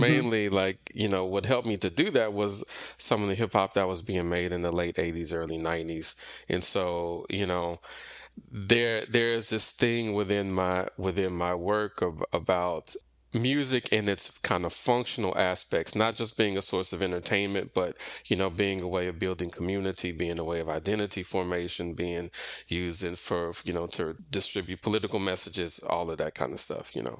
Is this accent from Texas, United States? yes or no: yes; Missouri City, Texas, United States; I grew up primarily in the Missouri City, Sugarland area, kinda in, in the suburbs